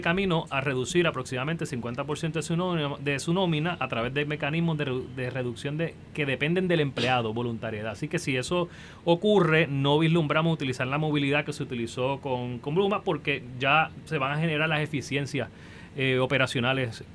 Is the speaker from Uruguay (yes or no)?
no; Puerto Rico